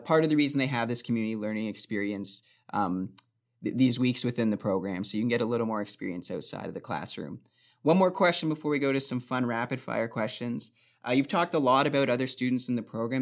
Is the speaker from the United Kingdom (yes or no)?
no; Barrie, Ontario, Canada; moved away as an adult; now in North Bay, Canada; I'm originally from Barrie